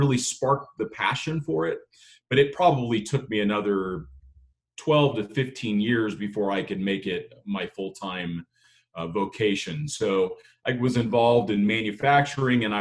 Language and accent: English; Southern California, United States; moved away as an adult; also born or lived in Idaho / Italy; I grew up in Southern California. I grew up in a city